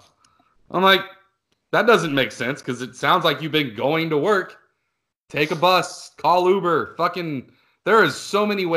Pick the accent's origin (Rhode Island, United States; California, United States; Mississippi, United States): California, United States; my home state of California